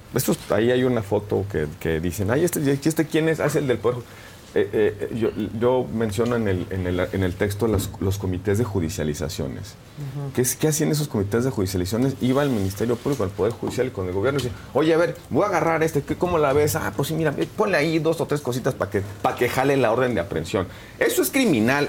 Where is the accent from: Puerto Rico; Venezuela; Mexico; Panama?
Mexico; como mexicano